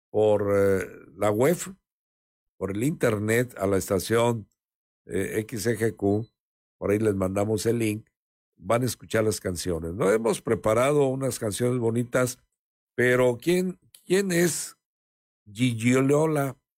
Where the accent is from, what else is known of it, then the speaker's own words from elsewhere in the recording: Mexico; porque pues si no nos ayudamos como mexicanos, entonces ¿qué pasa?